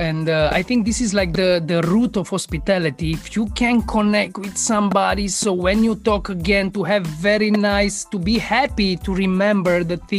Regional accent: Romania; born or raised there

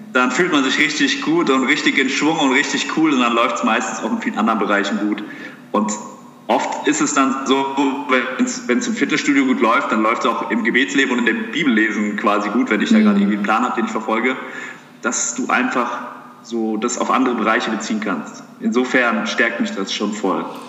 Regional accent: Heppenheim, Hesse, Germany; ich bin ursprünglich geboren in Heppenheim. Das ist hier die Gegend um Darmstadt rum

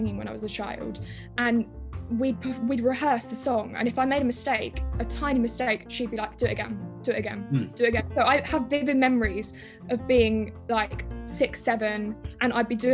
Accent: Shepperton, South East England, United Kingdom; also born or lived in Orpington, Kent; So I grew up in Orpington in Kent until I was 8, and then I moved to Shepperton in Surrey.

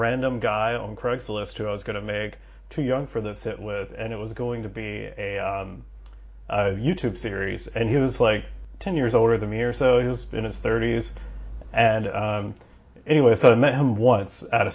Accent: Georgia, United States; I'm from Georgia

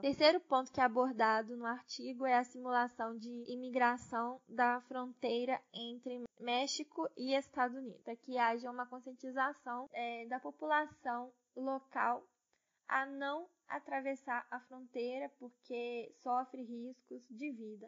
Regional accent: Brazil; nós, enquanto brasileiros

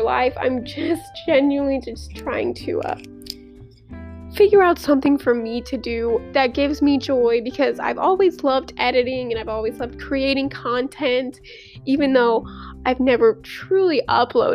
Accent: St. Louis, Missouri, United States; moved away as an adult; now in Mississippi, United States; I'm from St. Louis

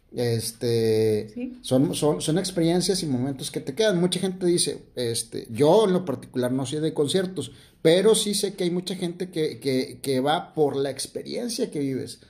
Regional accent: Monterrey, Nuevo León, Mexico; aquí en Monterrey como, como buenos... Como buenos regios

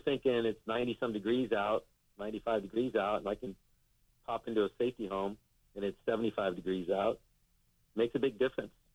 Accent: Iowa City, Iowa, United States; my hometown, Iowa City

